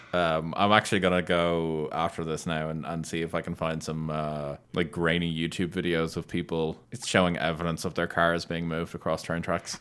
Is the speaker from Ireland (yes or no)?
yes; Ireland